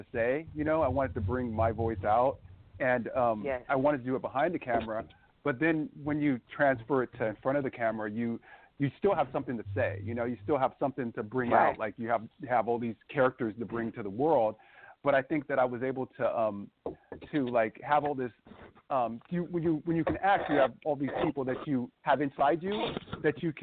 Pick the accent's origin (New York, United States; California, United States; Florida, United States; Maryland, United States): California, United States; Vallejo; I'm from born and raised in Vallejo, California, and it's like an area close to San Francisco